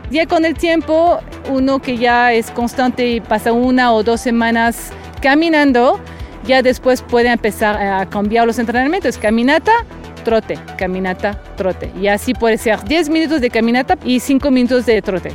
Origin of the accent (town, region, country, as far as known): France; moved away as an adult; now in Mexico City, Mexico